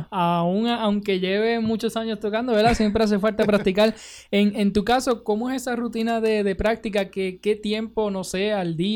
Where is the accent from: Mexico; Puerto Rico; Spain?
Puerto Rico